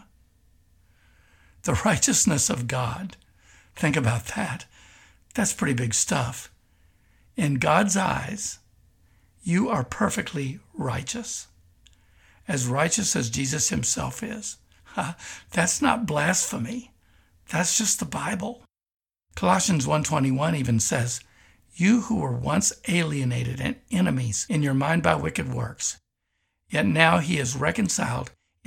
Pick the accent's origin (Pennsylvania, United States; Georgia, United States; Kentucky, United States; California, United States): Kentucky, United States; moved away; also born or lived in Tulsa, Oklahoma; having grown up in Kentucky